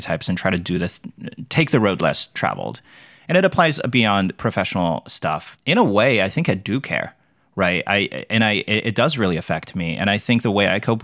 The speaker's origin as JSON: {"language": "English", "country": "China", "tie": "born or raised there", "moved": "as an adult", "lives_now": "United States", "said": "I grew up in China"}